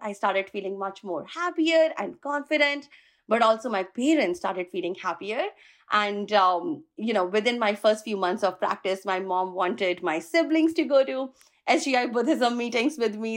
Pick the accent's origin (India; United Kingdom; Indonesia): India; moved away as an adult; now in California, United States; I am originally from India, moved to U S in the year two thousand seven to pursue my master's